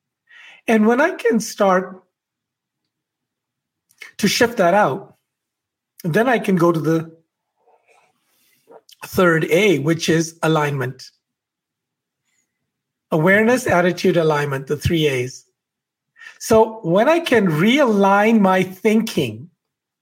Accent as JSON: {"language": "English", "region": "Alberta", "country": "Canada", "said": "I'm from Alberta."}